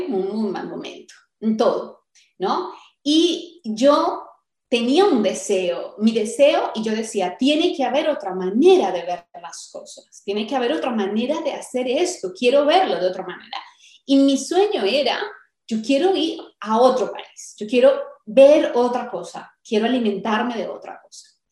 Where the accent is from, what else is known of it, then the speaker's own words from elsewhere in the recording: Colombia; moved away as an adult; yo soy colombiana